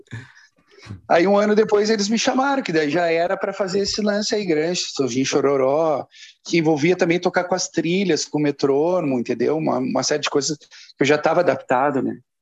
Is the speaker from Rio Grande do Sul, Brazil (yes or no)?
yes; Porto Alegre, Rio Grande do Sul, Brazil; moved away; also born or lived in São Paulo; quatro caras de Porto Alegre, né? Era, era eu, o Tavares, o Vavo e o Lucas.